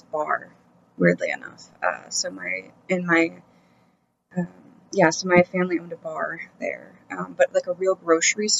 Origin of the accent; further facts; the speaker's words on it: Washington, United States; moved away as an adult; also born or lived in California; now in Portland, United States; I grew up in Washington. It's not very far from here, actually. It's only about like an hour and a half, 2 hours or so. Kind of like right on the border between Washington and Oregon